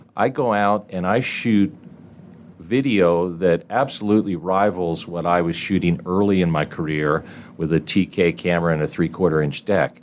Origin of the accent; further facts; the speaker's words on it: Delaware, United States; moved away as an adult; now in Indianapolis, United States; I grew up in Delaware